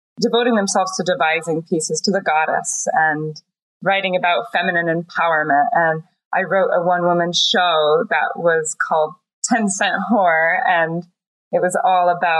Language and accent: English; East Coast, United States; as a young teenager growing up on the East Coast